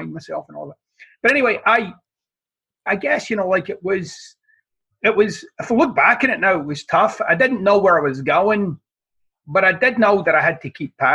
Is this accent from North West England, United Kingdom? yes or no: no; Glasgow, Scotland, United Kingdom; where I'm from in Scotland, as I like to say, I'm from the side of the tracks where they stole the tracks, right? I mean, it wasn't, it wasn't the most salubrious of environments